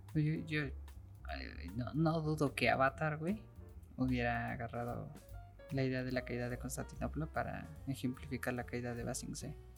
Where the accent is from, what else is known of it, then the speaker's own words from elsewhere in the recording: Mexico; aquí en México